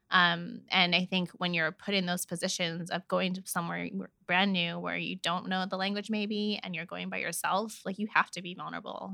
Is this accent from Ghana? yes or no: no; Vancouver, British Columbia, Canada; all my cousins and all of us have been born and raised in Vancouver